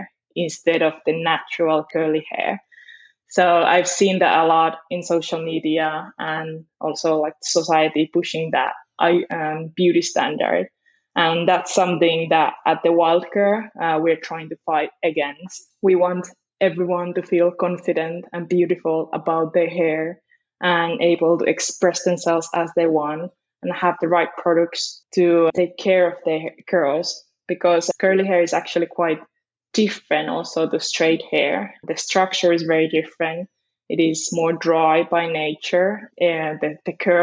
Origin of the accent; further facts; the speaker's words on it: Finland; moved away as an adult; also born or lived in Spain; now in London, United Kingdom; I did grow up in Finland. And my mom is Finnish